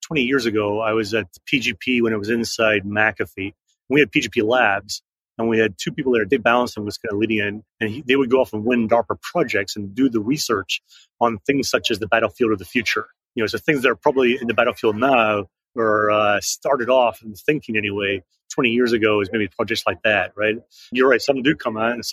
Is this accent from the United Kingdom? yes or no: yes; Edinburgh, Scotland, United Kingdom; I spent all my years growing up in Edinburgh.